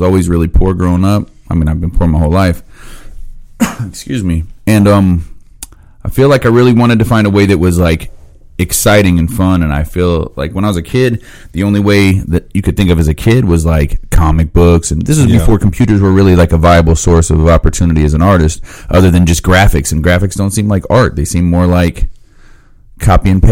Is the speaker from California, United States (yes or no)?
no; Phoenix, Arizona, United States; moved away; also born or lived in Indiana; where I grew up at in Phoenix